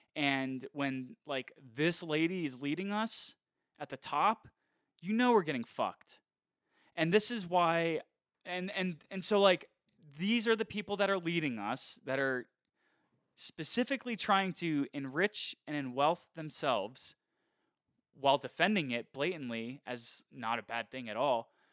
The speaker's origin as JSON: {"language": "English", "country": "United States", "said": "I, as an American"}